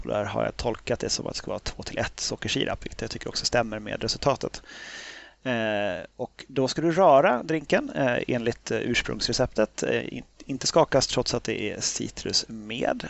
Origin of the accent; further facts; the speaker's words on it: Sweden; som svensk